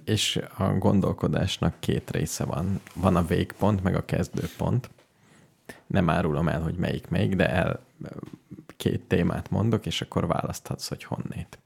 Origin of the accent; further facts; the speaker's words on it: Hungary; mint magyarok